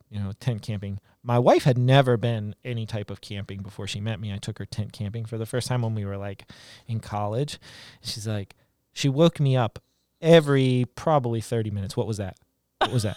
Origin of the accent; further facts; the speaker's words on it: Eastern Panhandle, West Virginia, United States; I grew up in West Virginia, Eastern Panhandle.